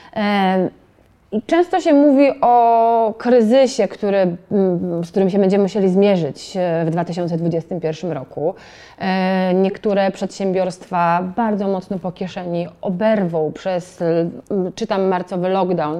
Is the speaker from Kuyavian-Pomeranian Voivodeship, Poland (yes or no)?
yes; Toruń, Kuyavian-Pomeranian Voivodeship, Poland; ja jestem z Torunia